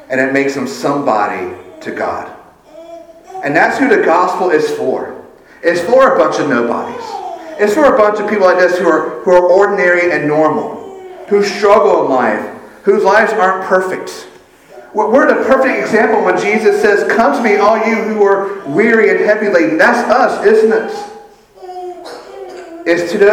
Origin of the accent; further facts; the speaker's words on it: Sumter, South Carolina, United States; I'm from Sumter.